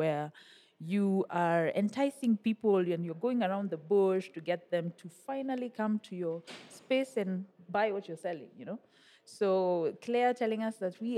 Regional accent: Nairobi, Kenya; born or raised there

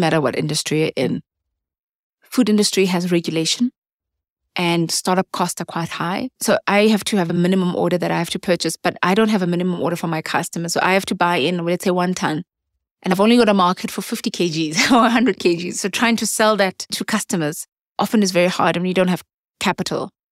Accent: South Africa

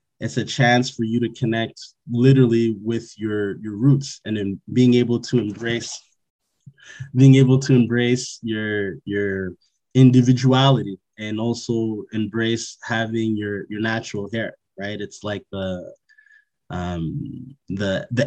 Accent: Montreal, Quebec, Canada; I was born and raised in Montreal, Quebec

